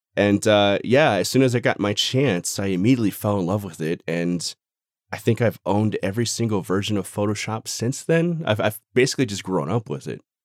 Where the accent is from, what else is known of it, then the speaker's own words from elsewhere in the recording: Phoenix, Arizona, United States; moved away as an adult; now in Denver, United States; Born and raised in Phoenix, Phoenix, Arizona, I moved to Colorado, like, Denver area about a year and a half ago